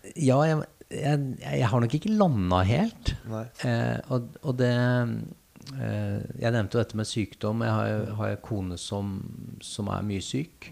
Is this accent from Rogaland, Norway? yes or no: no; Gjøvik, Innlandet, Norway; moved away; jeg er født og oppvokst på Gjøvik.